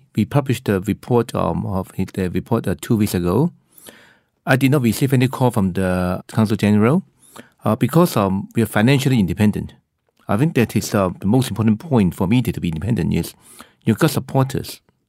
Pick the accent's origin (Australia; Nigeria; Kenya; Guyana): Australia; because we know that our stand is, being Australian, we want to help Chinese to settle down here.